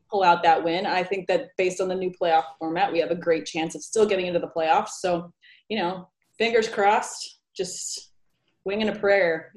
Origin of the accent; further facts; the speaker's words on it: California, United States; I was born and raised in California